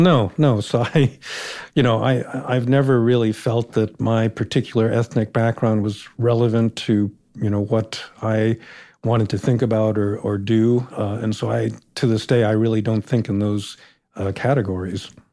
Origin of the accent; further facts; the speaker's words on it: United States; Growing up, I never thought of myself actually as an Asian American or a Japanese American